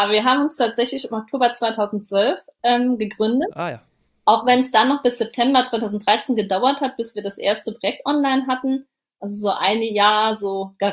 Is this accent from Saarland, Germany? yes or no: yes; Saarland, Germany; Ich sitze in meinem Homeoffice und das ist im Saarland. Das ist meine Heimat.